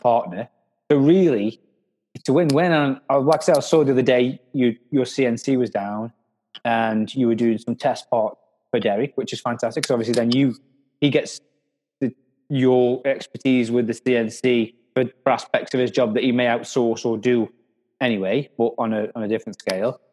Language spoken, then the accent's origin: English; Stoke-on-Trent, West Midlands, United Kingdom; I'm from Stoke